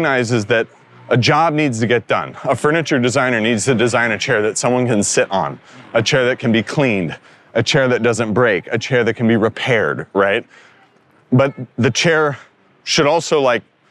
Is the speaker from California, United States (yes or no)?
yes; Northern California, United States; I grew up in Northern California